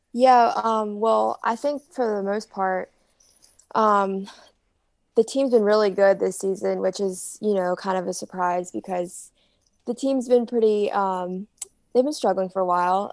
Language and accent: English; Greenville, North Carolina, United States; I'm from Greenville